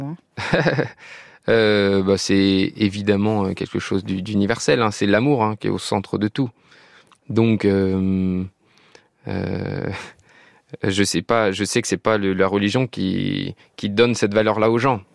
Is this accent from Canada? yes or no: no; France; je suis français et j'adore ce pays